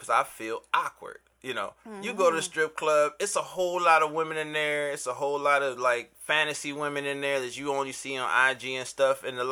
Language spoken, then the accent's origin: English; Cleveland, Ohio, United States; also born or lived in Euclid, Ohio; now in Miami, United States; I am originally from Cleveland, Ohio, 216 Lakeshore Boulevard